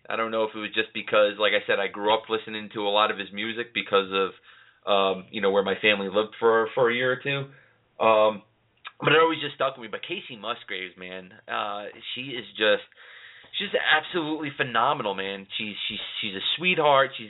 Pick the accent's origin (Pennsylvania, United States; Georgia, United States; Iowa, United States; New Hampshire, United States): Pennsylvania, United States; Laceyville; also born or lived in New York City; We're originally from New York City. We moved up uh, to Laceyville, Pennsylvania, where country music is a big thing, uh, North Pennsylvania.